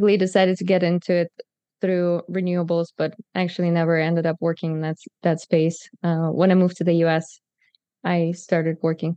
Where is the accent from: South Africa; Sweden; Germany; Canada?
Germany; moved away as an adult; also born or lived in Kazakhstan; I'm from Germany and moved here 8 years ago. But if you want the full story, I was actually born in Kazakhstan